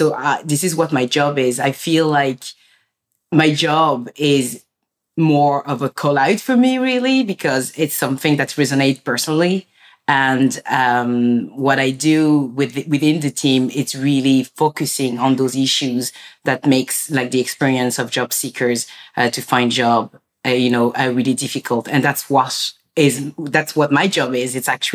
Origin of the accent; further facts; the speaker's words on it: France; I was born in France and my parents are from like Senegal. And, you know, being born in France, it was like, you know, when I was at home, it felt like I was in Africa.